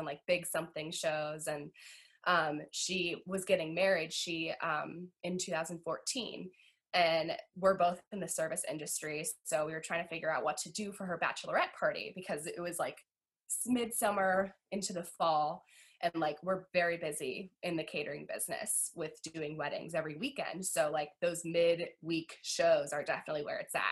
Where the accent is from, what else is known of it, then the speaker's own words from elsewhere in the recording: Virginia, United States; now in West Virginia, United States; So I always say that I'm from Virginia. I grew up in Virginia